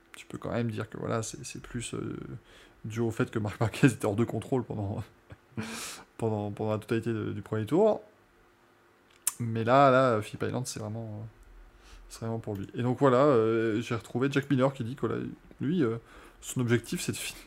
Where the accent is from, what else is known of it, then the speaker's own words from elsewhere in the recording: France; on reste français